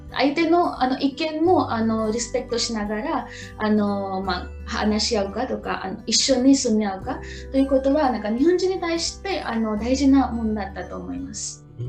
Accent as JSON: {"language": "Japanese", "region": "Maharashtra", "country": "India", "tie": "born or raised there", "second_language": "Japanese", "moved": "as an adult", "lives_now": "Niigata, Japan", "said": "出身はインドのマハラシュトラ州のシーです。"}